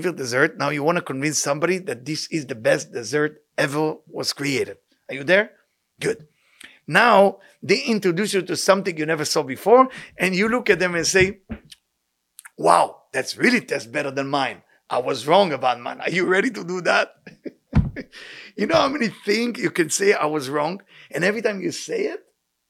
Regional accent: Israel; moved away; I grew up in a tough neighborhood in Israel

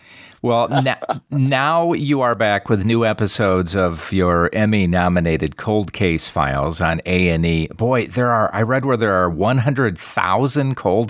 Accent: Wisconsin, United States; I'm originally from Wisconsin

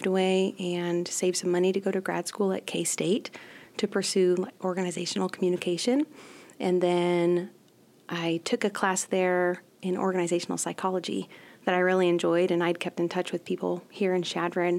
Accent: Whitman, Nebraska, United States; also born or lived in Hyannis, Nebraska / Mullen, Nebraska; we lived on a ranch, and we had a really, really small country school of about 10, maybe 13 students

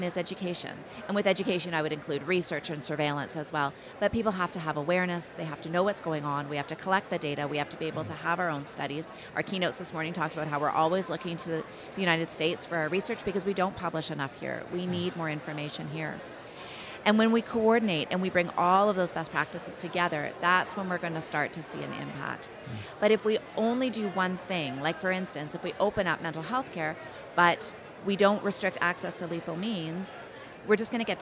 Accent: Calgary, Alberta, Canada; I'm from Calgary

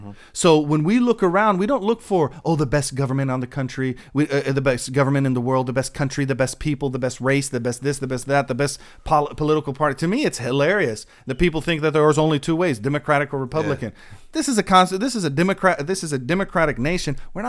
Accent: Jordan; now in United States; I want to see safety and security in my nation of America, in my home country of Jordan.

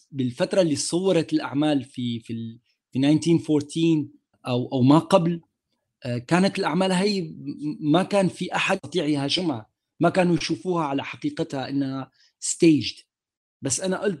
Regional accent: Damascus, Damascus Governorate, Syria; moved away; ماي ماي دماسكس باك جراوند انا ربيت حياتي في سوريا وفي دمشق عربي ابن المنطقه

